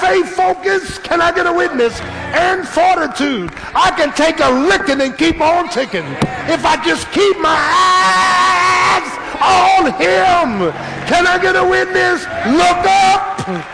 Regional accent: Philadelphia, Pennsylvania, United States; I was a little boy growing up in South Philly

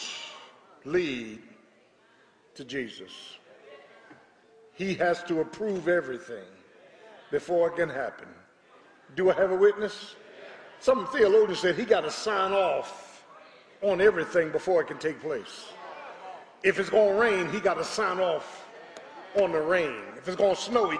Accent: Philadelphia, Pennsylvania, United States; when I was growing up in South Philly

